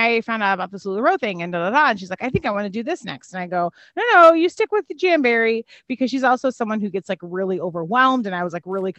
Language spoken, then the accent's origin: English; Chicago, Illinois, United States; moved away; also born or lived in Terre Haute, Indiana; I grew up in Chicago, Illinois